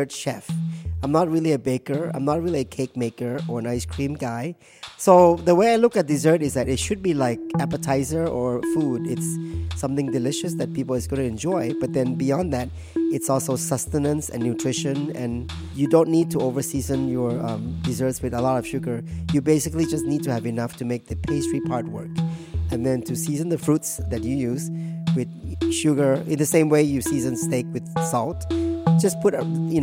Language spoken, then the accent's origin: English; Thailand; also born or lived in Hong Kong / California / New York City; now in Washington, D.C., United States; we identified ourselves more as Thai when I was growing up, because, I went to Thai school. We ate Thai food at home. We had Thai friends. And we live in Thailand. And I was born in Thailand.